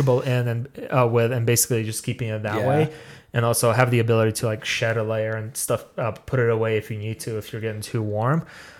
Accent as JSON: {"language": "English", "country": "Russia", "said": "And I do like winter because I'm Russian. We're born in it. I'm just kidding. I was born in July."}